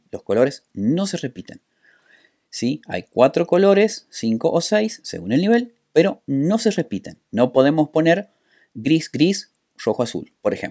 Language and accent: Spanish; San Juan, Argentina; soy de San Juan, Argentina.